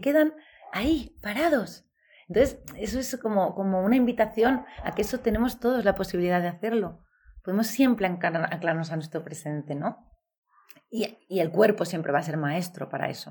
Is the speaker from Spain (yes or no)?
yes; Valladolid, Castile and León, Spain; moved away as an adult; also born or lived in Seville / Belgium; me crié en el norte, en Valladolid, y, y allí hice mis estudios